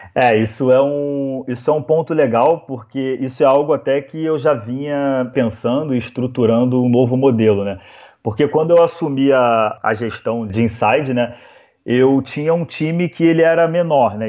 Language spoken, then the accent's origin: Portuguese; Rio de Janeiro, Brazil; now in Florianópolis, Brazil; Eu sou carioca